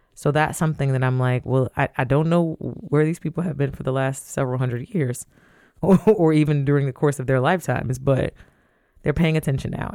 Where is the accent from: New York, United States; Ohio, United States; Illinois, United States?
Ohio, United States; Toledo; I grew up in Toledo